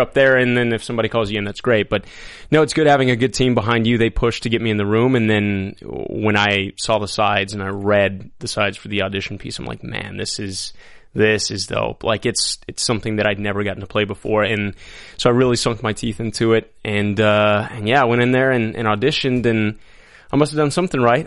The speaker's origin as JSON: {"language": "English", "town": "El Paso", "region": "Texas", "country": "United States", "tie": "born or raised there", "also_born_or_lived": "Lubbock, Texas", "said": "I grew up in El Paso, Texas"}